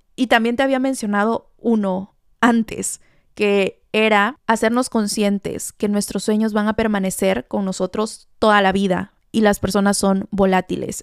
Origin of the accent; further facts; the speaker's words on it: Veracruz, Mexico; Yo soy jarocha